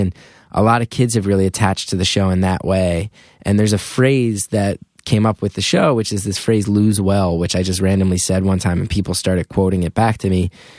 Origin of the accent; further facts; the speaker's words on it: Northeast, United States; growing up in the Northeast, like, oh, like, Howard Stern was on the radio every day.